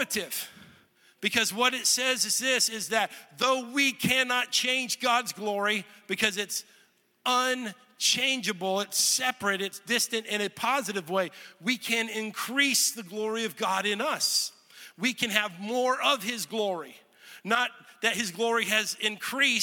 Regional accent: Texas, United States; moved away as an adult; also born or lived in Olathe, Kansas; I grew up in Texas and I went to college in Kansas. So I lived in the same house for 18 years

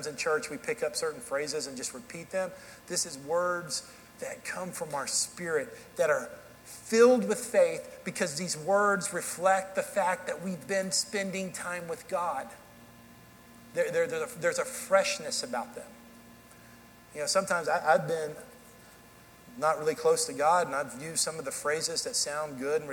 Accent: Dallas, Texas, United States; accent: southern drawl; moved away as an adult; also born or lived in Kansas City / Tennessee; now in Hendersonville, Tennessee, United States; I grew up in Dallas, Texas, and then for 18 years I lived there. I moved to Kansas City for college.

